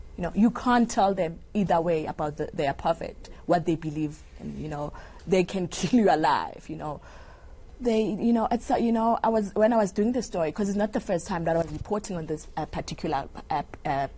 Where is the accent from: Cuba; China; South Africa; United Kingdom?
South Africa; Soweto, Gauteng; a young girl growing up in Soweto